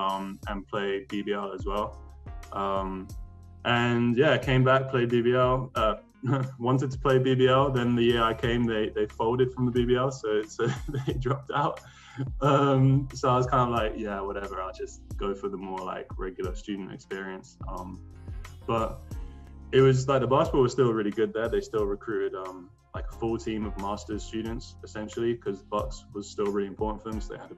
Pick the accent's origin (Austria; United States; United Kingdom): Austria; born there; So then I signed with an agent, and I was born in Austria. So I have dual citizenship, Austria and UK.